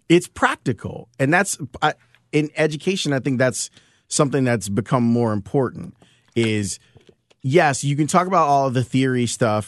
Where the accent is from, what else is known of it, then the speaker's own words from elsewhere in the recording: Chicago, Illinois, United States; also born or lived in Homewood, Illinois; We grew up in Roseland over 100, 111th and Halsted